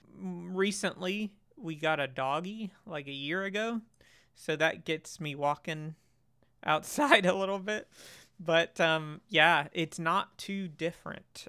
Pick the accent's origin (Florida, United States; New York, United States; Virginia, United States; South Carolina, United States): Florida, United States; moved away as an adult; now in Germany; so I grew up in Florida, um, and they're all back in Florida